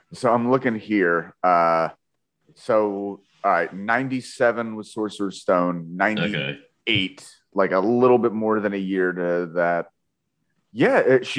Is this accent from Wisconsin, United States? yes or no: no; Philadelphia, Pennsylvania, United States; accent: Philly; my Philly accented brain